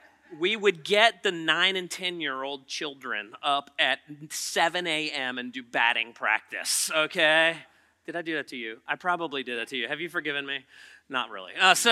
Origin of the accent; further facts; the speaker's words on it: Poquoson, Virginia, United States; Oh, I hate York County. I'm from Pocosin.